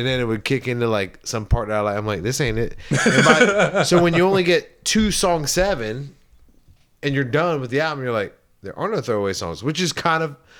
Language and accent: English; Charleston, South Carolina, United States; when I was growing up in Charleston